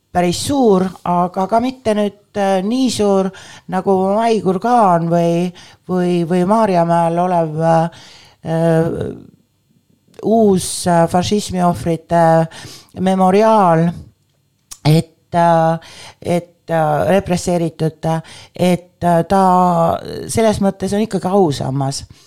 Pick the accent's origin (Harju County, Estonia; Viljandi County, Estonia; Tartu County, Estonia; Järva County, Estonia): Viljandi County, Estonia; Viljandi; also born or lived in Tallinn; kuigi ma olen sündinud Tallinnas, on minu esimesed mälestused skulptuurist seotud Viljandiga, äh, kus ma läksin äh, kuueaastaselt esimesse klassi